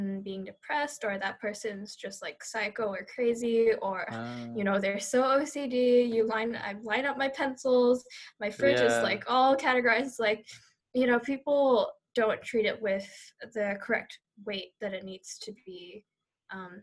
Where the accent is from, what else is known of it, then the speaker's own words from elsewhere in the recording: Singapore; I'm Chinese, I'm from Singapore